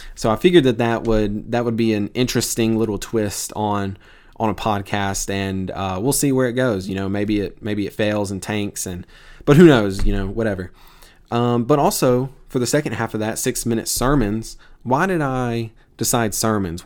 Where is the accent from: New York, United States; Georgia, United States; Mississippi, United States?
Mississippi, United States; Tupelo; moved away; I'm from Tupelo, Mississippi, originally. I, uh, grew up there